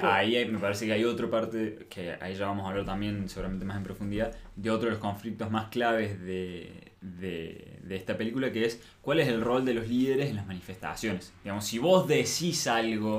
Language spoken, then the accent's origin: Spanish; Argentina; como argentinos